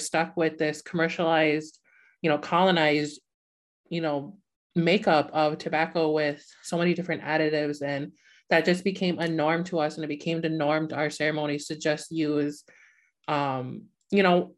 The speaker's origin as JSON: {"language": "English", "region": "Upper Peninsula of Michigan", "country": "United States", "said": "I'm the program manager for the National Native Network. I am from the Hennepin Indian community in the Upper Peninsula of Michigan"}